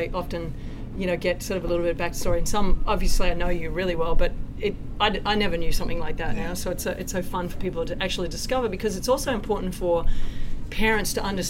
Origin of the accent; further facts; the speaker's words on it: Australia; being Australian